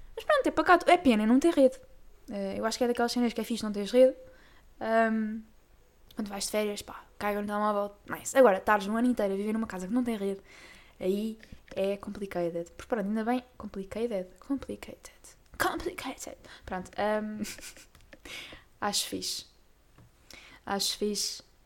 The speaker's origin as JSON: {"language": "Portuguese", "town": "Torres Vedras", "region": "Lisbon", "country": "Portugal", "said": "eu sou de Torres Vedras, que não fica no norte, meus amigos, é assim já, ainda é no distrito de Lisboa"}